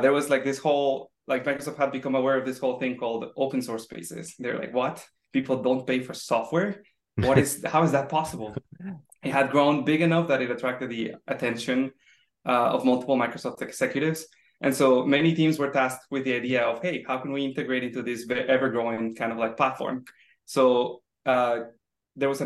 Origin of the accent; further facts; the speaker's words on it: Mexico City, Mexico; moved away as an adult; also born or lived in Seattle; I came from Mexico City. I was born and raised there.